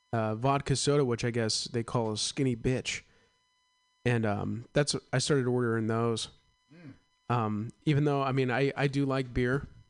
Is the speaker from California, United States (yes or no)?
yes; East Bay, California, United States; I'm an East Bay kid, Castro Valley, Santa Ramon, that area.